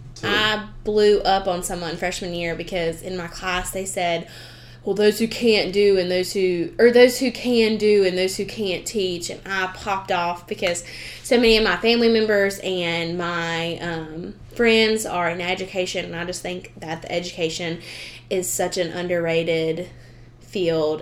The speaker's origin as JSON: {"language": "English", "region": "the South", "country": "United States", "accent": "southern", "said": "my southern way"}